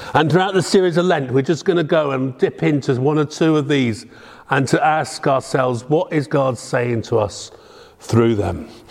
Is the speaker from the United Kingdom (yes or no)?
yes; Devon, South West England, United Kingdom; moved away; I'm very proud to come from Devon, the Promised Land